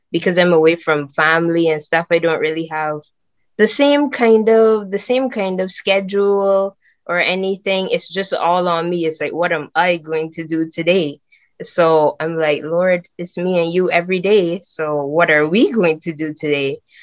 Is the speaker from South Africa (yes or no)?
no; Barbados; now in England; I'm from Barbados